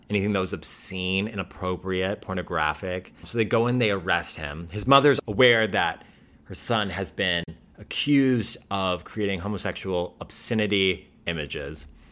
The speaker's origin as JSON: {"language": "English", "country": "United States", "said": "as an American"}